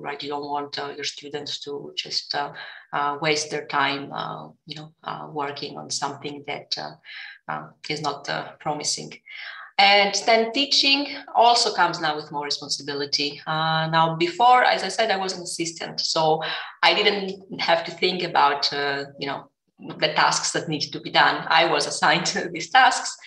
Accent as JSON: {"language": "English", "country": "Greece", "tie": "born or raised there", "also_born_or_lived": "Lausanne, Switzerland / New York, United States / Athens, Greece", "moved": "as an adult", "lives_now": "Berlin, Germany", "said": "I was in my home country, uh, Greece"}